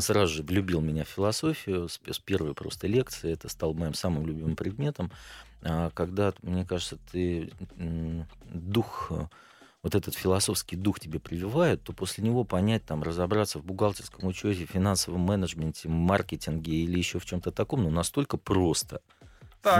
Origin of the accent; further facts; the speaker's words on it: Klin, Moscow Oblast, Russia; moved away as an adult; now in Moscow, Russia; Родился я в Подмосковье, город Клин, так. Московской области. Там прожил до 29 лет, потом переехал в Москву.